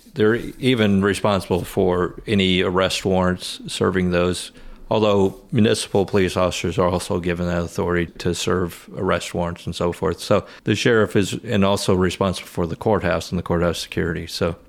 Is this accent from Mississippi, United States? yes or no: no; Rantoul, Illinois, United States; I grew up in Rantoul, where my dad went to high school